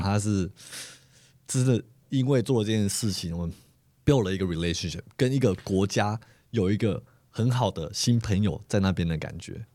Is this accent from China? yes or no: no; Taiwan; moved away; 我们自己身为台湾人